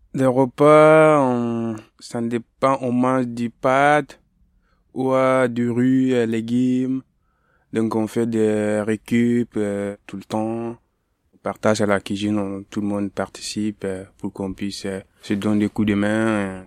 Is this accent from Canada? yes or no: no; Mali; also born or lived in Paris; now in France; je viens du Mali, je suis malien